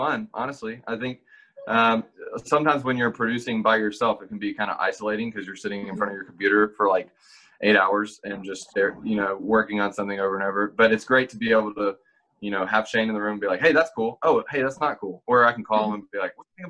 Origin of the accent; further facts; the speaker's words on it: Meridian, Mississippi, United States; now in Nashville, United States; I'm from a town called Meridian